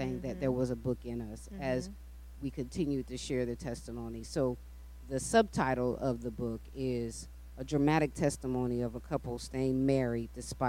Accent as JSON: {"language": "English", "town": "Daytona Beach", "region": "Florida", "country": "United States", "tie": "born or raised there", "also_born_or_lived": "DeLand, Florida", "said": "my mother moved to Daytona Beach when I was on my way to first grade."}